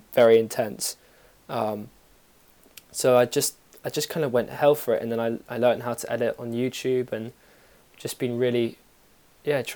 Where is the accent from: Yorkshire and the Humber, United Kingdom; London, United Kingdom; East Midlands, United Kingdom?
London, United Kingdom; also born or lived in Bristol; I'm from London. I'm actually, well, originally I'm half South African, but I'm from London.